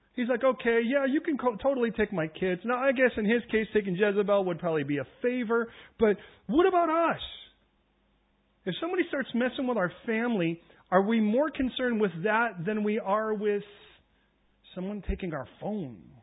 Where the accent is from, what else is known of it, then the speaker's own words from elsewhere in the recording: United States; I'm American